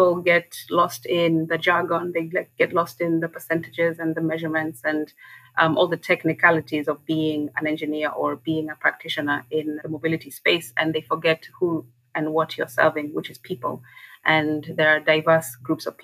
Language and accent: English; Kenya; I'm from Kenya